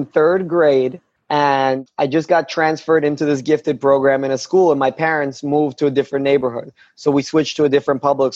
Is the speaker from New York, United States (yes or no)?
yes; New York City, New York, United States; also born or lived in Chechnya; I grew up in Brooklyn, New York in the 90s